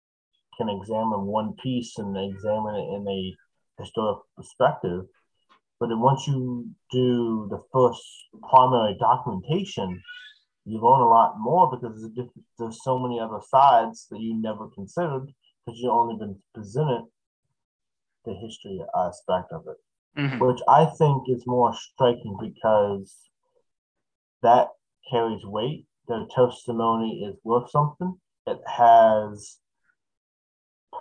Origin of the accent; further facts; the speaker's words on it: United States; I'm American